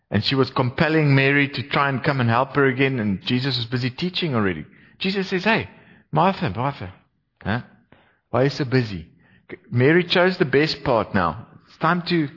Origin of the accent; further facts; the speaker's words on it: Gauteng, South Africa; now in Cape Town, South Africa; I did my best to make them feel welcome in Cape Town. Because I was also from Gauteng. They used to call me a Vaalie. Took a few years for that to wear off.